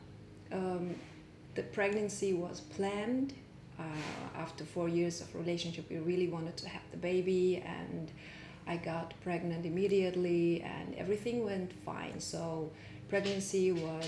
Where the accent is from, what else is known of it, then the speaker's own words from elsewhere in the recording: Germany; moved away; also born or lived in Mongolia; I'm born in Mongolia. I'm Mongolian. I grew up in Germany